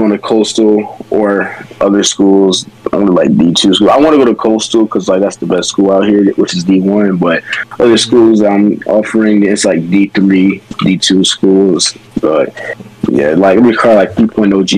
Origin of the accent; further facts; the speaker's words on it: South Carolina, United States; I'm from South Carolina, so going to Clemson was like the best school down here